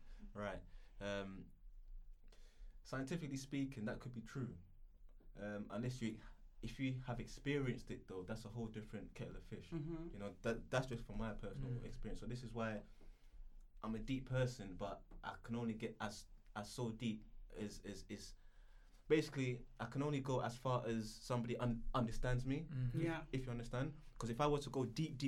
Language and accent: English; London, United Kingdom; I grew up in London